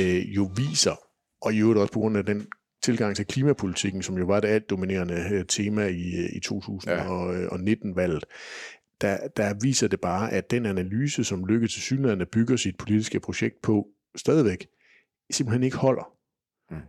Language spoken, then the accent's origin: Danish; Kolding, Southern Denmark, Denmark; Nu er jeg jo så fra Kolding